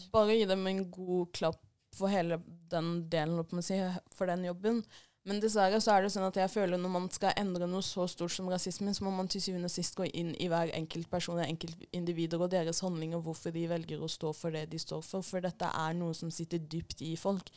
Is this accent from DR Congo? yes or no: yes; DR Congo; now in Norway